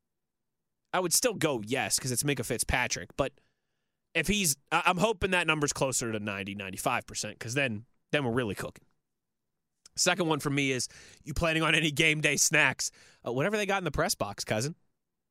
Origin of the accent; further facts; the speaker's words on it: Pittsburgh, Pennsylvania, United States; since I've moved home to Pittsburgh, my hometown